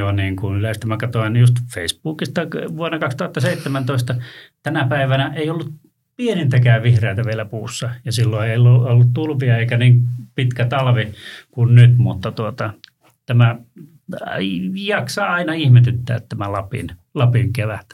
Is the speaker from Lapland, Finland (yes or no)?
yes; Ylitornio, Lapland, Finland; moved away; tuolta Ylitorniolta poissa